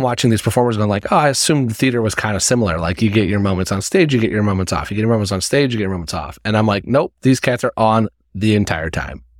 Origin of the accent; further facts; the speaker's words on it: Indiana, United States; I'm from Indiana